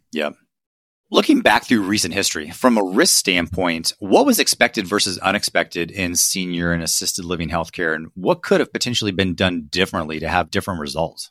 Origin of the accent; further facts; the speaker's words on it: Ohio, United States; I'm from Ohio